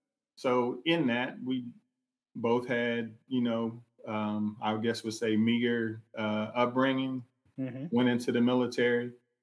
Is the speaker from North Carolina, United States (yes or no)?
no; Columbus, Ohio, United States; I grew up in Ohio, Columbus, Ohio. One parent household. It was split. Same. I was raised by my mother.